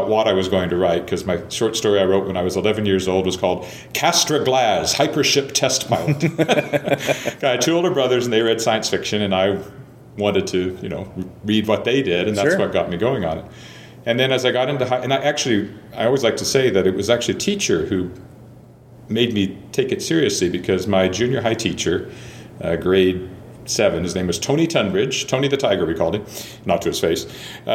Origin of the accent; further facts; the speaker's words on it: Weyburn, Saskatchewan, Canada; also born or lived in Searcy, Arkansas; news editor of my hometown newspaper at the age of 24